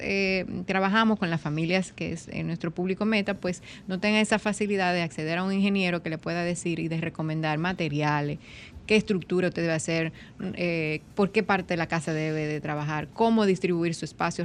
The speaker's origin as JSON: {"language": "Spanish", "country": "Dominican Republic"}